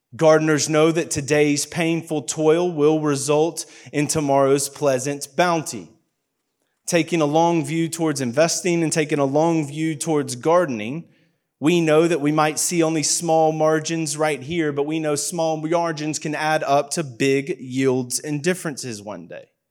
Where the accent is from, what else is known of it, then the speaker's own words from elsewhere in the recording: United States; moved away; I'm very obviously from America